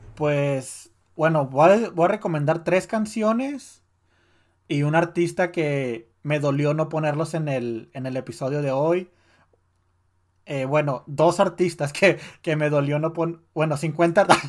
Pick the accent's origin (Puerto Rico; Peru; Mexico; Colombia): Mexico; siendo mexicano y creciendo en esos días